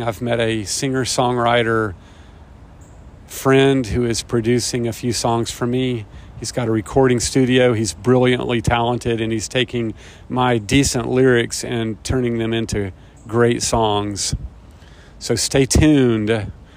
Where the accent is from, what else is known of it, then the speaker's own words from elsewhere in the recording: Chattanooga, Tennessee, United States; moved away as an adult; also born or lived in Chapel Hill, North Carolina; When I was 18 years old, I left my hometown of Chattanooga, Tennessee